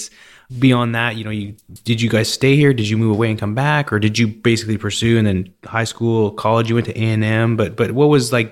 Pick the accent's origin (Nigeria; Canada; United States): Canada; I'm from Canada